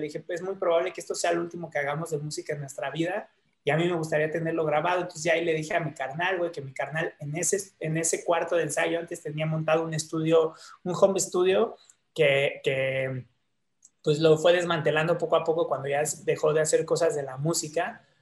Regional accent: Mexico City, Mexico; nací en, este, en la Nueva Santa María y de ahí, güey, este, la verdad, como desde los cinco años, yo creo, hasta los 15, 16, viví en Tlatelolco

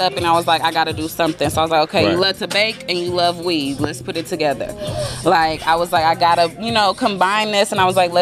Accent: Vallejo, California, United States; also born or lived in Los Angeles; I'm from Vallejo, Glen Cove, all

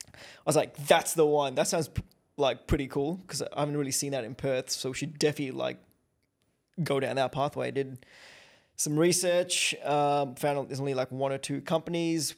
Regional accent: Kenya; now in Australia; I grew up in Kenya

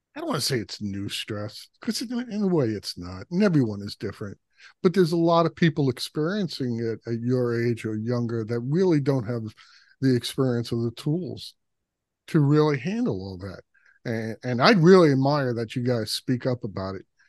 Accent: New York City, New York, United States; I was from Brooklyn

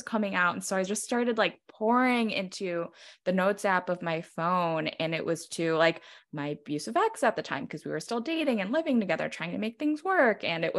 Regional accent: New York, United States; like being a New Yorker, like I'm filled with lots of rage.

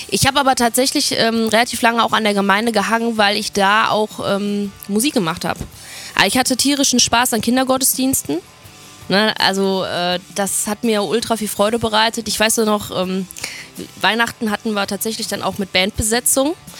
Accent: Oberhausen, North Rhine-Westphalia, Germany; bin in Oberhausen aufgewachsen, im Herzen des Ruhrgebiets.

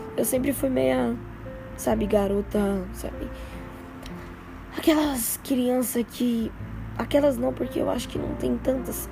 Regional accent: São Paulo, Brazil; Sou paulista, né? Sou, de, sou paulista

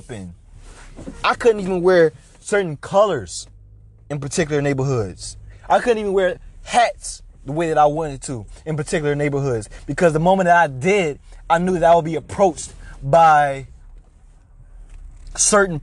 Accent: United States; I am a 21-year-old African-American male growing up in America.

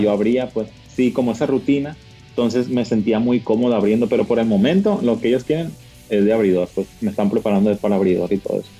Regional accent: Culiacán, Sinaloa, Mexico; aquí en Culiacán, Sinaloa, ya sabes, pues de donde yo soy, donde nací

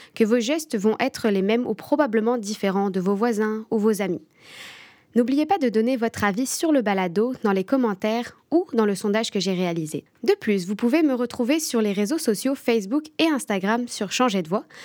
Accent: France; moved away as an adult; now in Sherbrooke, Canada; je suis française. Quand je suis arrivée au Québec, plus particulièrement à Sherbrooke

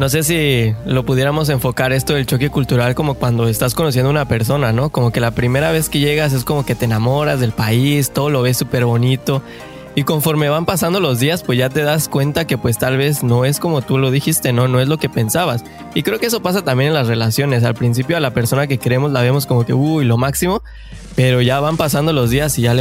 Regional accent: Mexico; now in Canada; verdad es que yo creo que hasta ese pueblo chiquito hacía una gran diferencia pues del lugar de donde venimos de México, ¿no? Yo me acuerdo que cuando me bajé o que llegué a Canadá

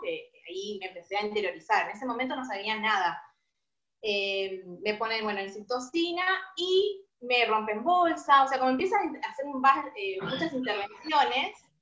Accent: San Justo, Buenos Aires Province, Argentina; Nosotros somos de Buenos Aires, zona este, San Justo

